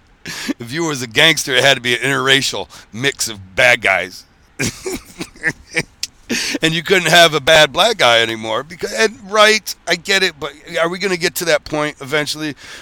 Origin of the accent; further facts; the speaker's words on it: Michigan, United States; I'm from Michigan.